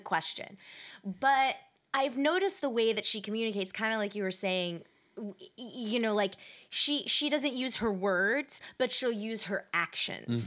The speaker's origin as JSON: {"language": "English", "town": "Atlanta", "region": "Georgia", "country": "United States", "said": "I'm from Atlanta"}